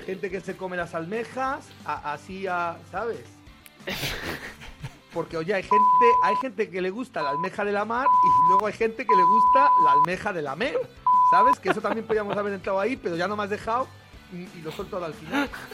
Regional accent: El Bierzo, Castile and León, Spain; nosotros nacemos chupando la costilla de un botillo. O sea, nos, a, un berciano digno le quitas la teta y le das un hueso de botillo

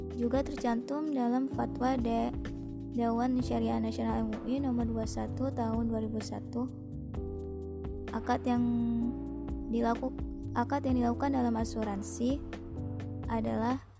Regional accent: Parung, West Java, Indonesia; Saya berasal dari Parung, Bogor

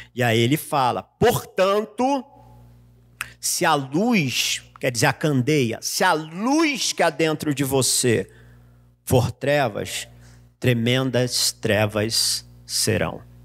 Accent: Rio de Janeiro, Brazil; now in São Paulo, Brazil; Como eu sou carioca, eu vim para São Paulo

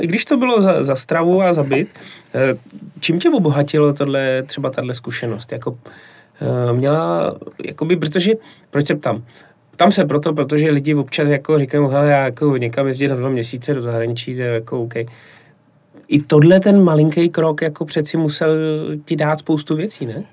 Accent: Plzeň, Plzeň Region, Czechia; jako Plzeňák

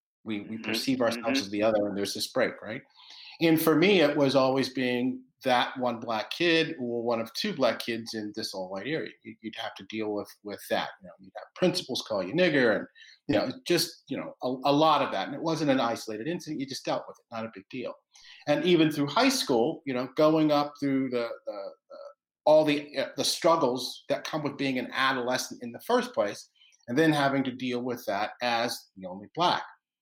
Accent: Roanoke, Virginia, United States; I was born in Williamsburg, grew up in Roanoke, Virginia, which is a predominantly white town, but I grew up in the predominantly black area of Roanoke, Virginia.

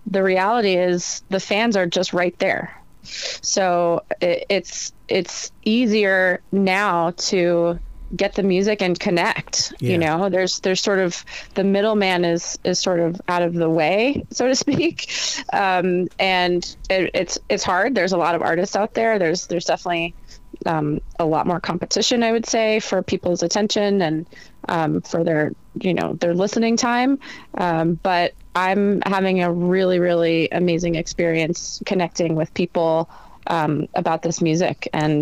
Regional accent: New Jersey, United States; I'm from New Jersey

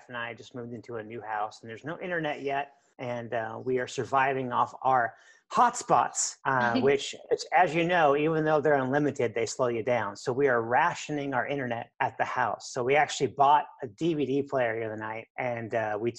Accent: Lincoln, Nebraska, United States; also born or lived in McAllen, Texas / Mexico; I was born and raised here in Lincoln

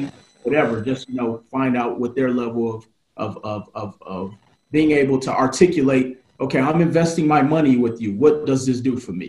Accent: Milwaukee, Wisconsin, United States; I was a dude from Milwaukee, Wisconsin

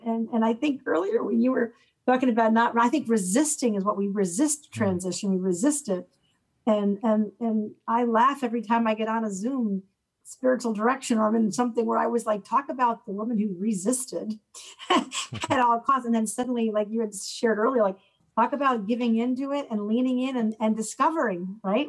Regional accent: Connecticut, United States; moved away as an adult; also born or lived in Auburn; I'm from Connecticut

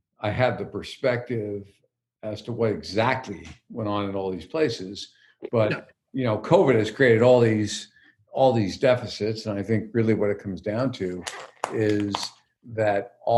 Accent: East Coast, United States; moved away; also born or lived in Midwest; we grew up on the East Coast

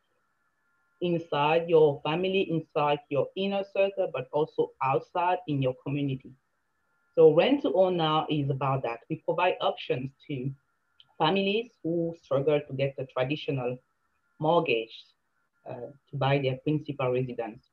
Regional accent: Cameroon; now in Canada; I came from Cameroon

